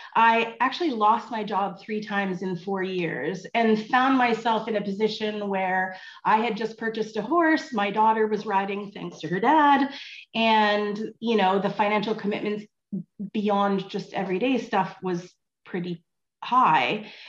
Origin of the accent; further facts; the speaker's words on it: Vancouver, British Columbia, Canada; moved away as an adult; also born or lived in California / Ontario; I horse showed as a as a teenager and a kid in British Columbia. I grew up in Vancouver